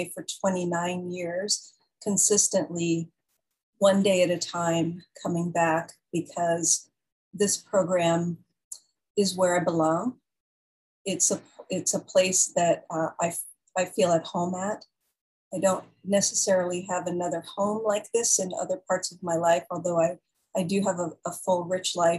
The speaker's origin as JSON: {"language": "English", "town": "San Jose", "region": "California", "country": "United States", "tie": "born or raised there", "also_born_or_lived": "San Francisco", "said": "that's really where I grew up, in San Jose, and where I eventually went to college and got married"}